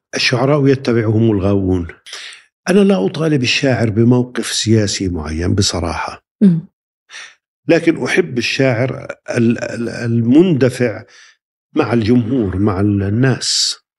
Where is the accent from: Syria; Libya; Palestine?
Palestine; عندنا في فلسطين